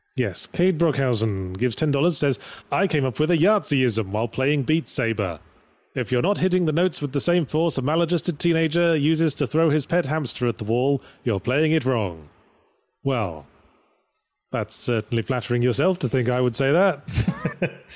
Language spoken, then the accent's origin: English; United Kingdom; I'm British, so, and we pronounce Graham with two syllables